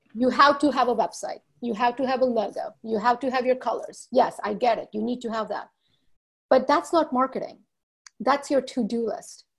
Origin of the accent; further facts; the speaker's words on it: U.S. Virgin Islands; moved away as an adult; also born or lived in India / New Jersey, United States; now in Walla Walla, United States; I was born in India, grew up in the Virgin Islands.